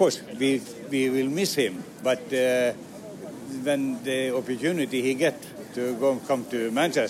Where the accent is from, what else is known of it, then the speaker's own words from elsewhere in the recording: Molde, Møre og Romsdal, Norway; English is a second language; I'm from Molde.